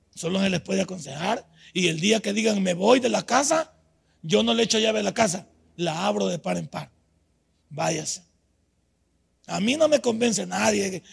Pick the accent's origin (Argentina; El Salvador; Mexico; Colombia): El Salvador; moved away as an adult; also born or lived in United States; en mi país yo he hecho 25 materias en la Universidad Nacional